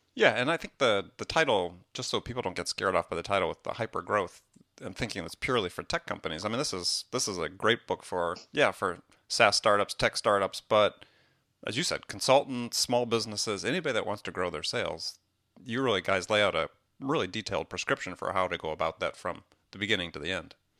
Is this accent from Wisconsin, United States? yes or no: yes; Wisconsin, United States; moved away; I'm from Wisconsin originally